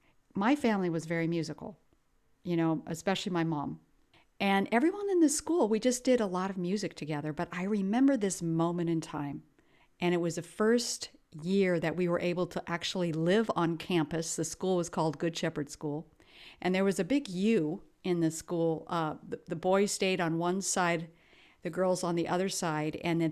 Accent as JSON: {"language": "English", "country": "Ethiopia", "tie": "born or raised there", "said": "I was raised in Ethiopia, which is East Africa, and my parents and my grandparents were missionaries."}